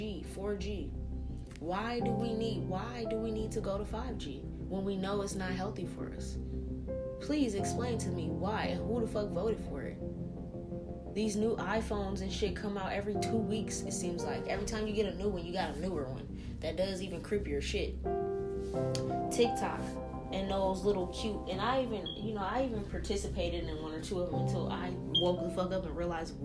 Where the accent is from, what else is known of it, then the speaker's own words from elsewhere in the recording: New Orleans, Louisiana, United States; now in Pacific Northwest, United States; I'm from New Orleans